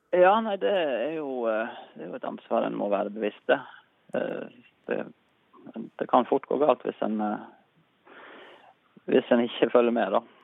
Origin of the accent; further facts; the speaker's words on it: Kaupanger, Vestland, Norway; now in Oslo, Norway; jeg er egentlig indresogning fra Kaupanger